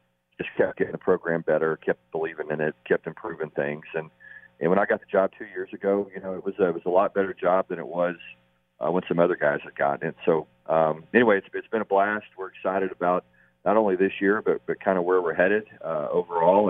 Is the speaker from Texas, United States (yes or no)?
yes; Texas, United States; I grew up in Texas